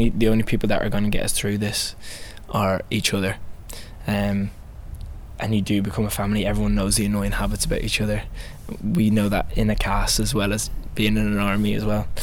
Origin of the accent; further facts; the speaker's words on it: Ireland; moved away as an adult; also born or lived in Wales; I trained at Royal Welsh, but I grew up in Ireland